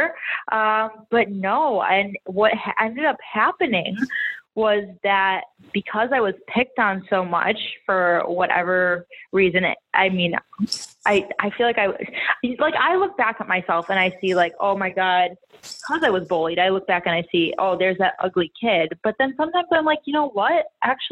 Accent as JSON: {"language": "English", "town": "Chicago", "region": "Illinois", "country": "United States", "moved": "yes", "lives_now": "Miami, United States", "said": "I'm from Chicago, and I live in Miami now"}